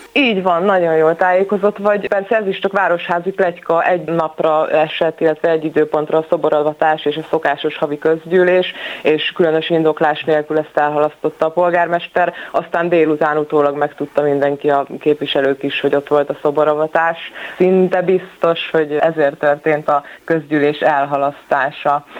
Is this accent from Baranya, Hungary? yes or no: no; Szolnok, Jász-Nagykun-Szolnok, Hungary; szolnokiként, és lassan már magyar emberként